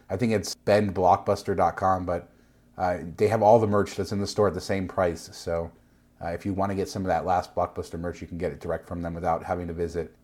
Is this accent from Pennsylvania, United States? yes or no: no; Nevada, United States; I'm from Nevada.